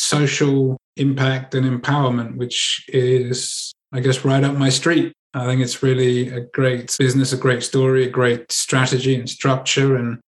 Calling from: Andalusia, Spain; Channeling in from Spain, from the south of Spain.

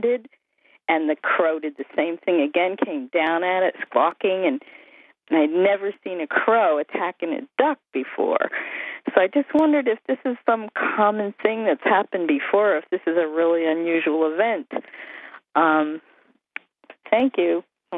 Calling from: Bethlehem, New Hampshire, United States; I am calling from Bethlehem, New Hampshire.

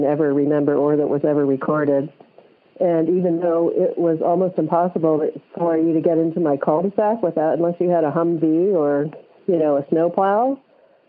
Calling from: Boise, Idaho, United States; I'm calling from Boise, Idaho

